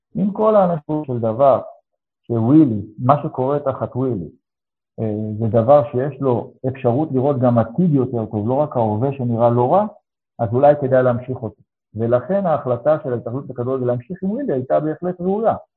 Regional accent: Ashdod, Southern District, Israel; אני גדלתי בתור ילד בפריפריה שנקראתה אשדוד

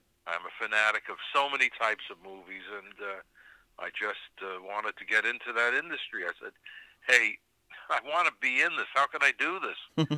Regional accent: New York City, New York, United States; I was born in New York City and grew up there, and went to the City College of New York Institute of Film Techniques.

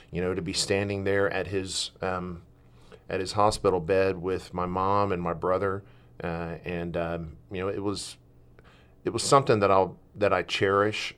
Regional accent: Milton, Florida, United States; also born or lived in Southern Alabama / Southern Mississippi; now in Oregon, United States; I was born in Milton, Florida

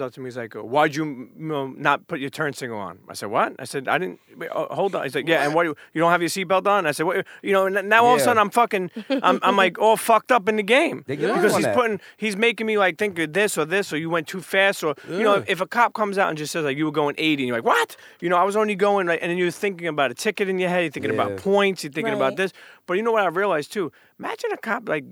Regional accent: New York City, New York, United States; I grew up in Brooklyn all my life

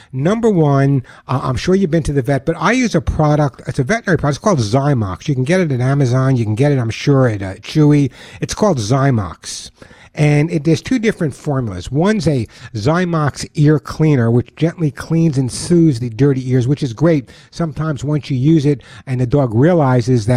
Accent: New York, United States; accent: New York; my New York accent

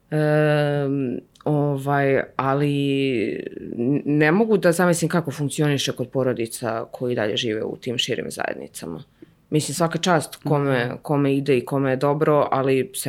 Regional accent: Ivanjica, Moravica District, Serbia; moved away; i moji i njegovi, mi smo iz Ivanjice mm -hmm. i mhm. tamo su i jedni i drugi, baki i deke.

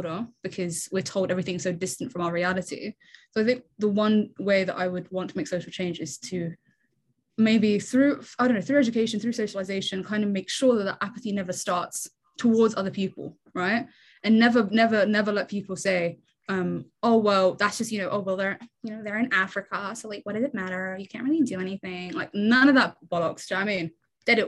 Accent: England, United Kingdom; born or raised there; also born or lived in Ottawa, Canada

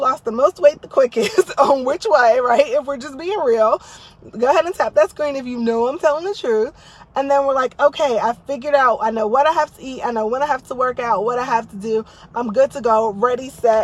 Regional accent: New Jersey, United States; now in Texas, United States; I grew up in Jersey

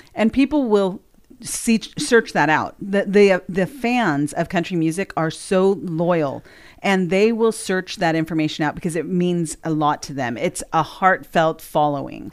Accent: California, United States; now in Sumner County, Tennessee, United States; we're from California originally

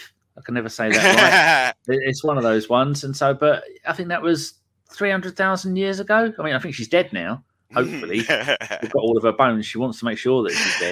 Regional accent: England, United Kingdom; I'm 100% English

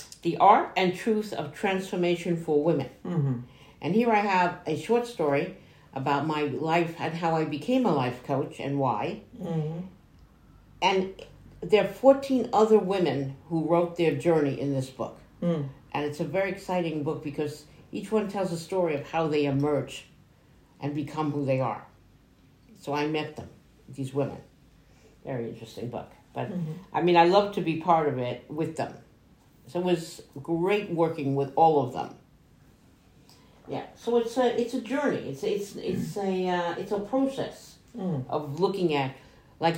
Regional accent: New York, United States; accent: New York; when I lived in New York, because I am from New York, as you can hear in my accent

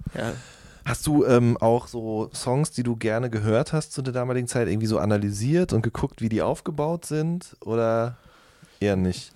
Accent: Ruhr area, North Rhine-Westphalia, Germany; Ich komme aus dem Pott

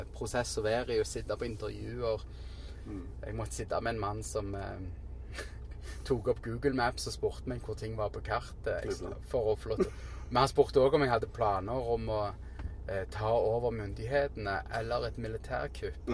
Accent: Stavanger, Rogaland, Norway; moved away as an adult; now in New York, United States; jeg var tenåring og bodde hjemme i Norge

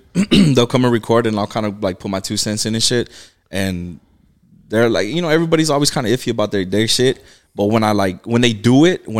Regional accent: Newburgh, United States; I'm born and raised here in Newburgh.

